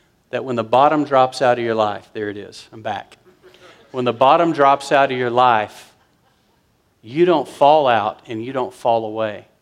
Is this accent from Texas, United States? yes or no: yes; West Texas, United States; I'm from West Texas